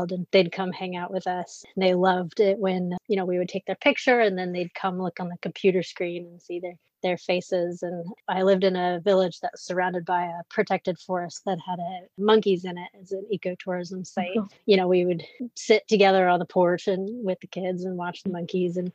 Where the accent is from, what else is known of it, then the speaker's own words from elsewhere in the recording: Richmond, United States; moved away as an adult; also born or lived in Ghana; now in Seattle, United States; No, no, I was I was from Richmond. Yeah, no, I was from Richmond. So I came back to Richmond first.